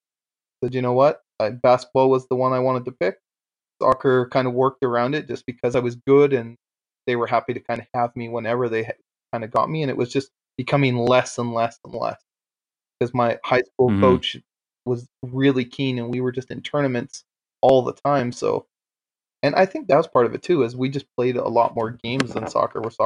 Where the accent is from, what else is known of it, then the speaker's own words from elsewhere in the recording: Aldergrove, British Columbia, Canada; moved away; also born or lived in Antigonish, Nova Scotia; I'm from Aldergrove